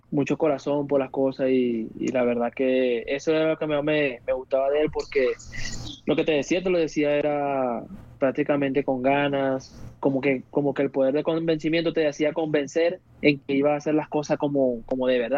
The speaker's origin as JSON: {"language": "Spanish", "country": "Venezuela", "said": "que porque somos venezolanos nos van a querer venir a pisotear"}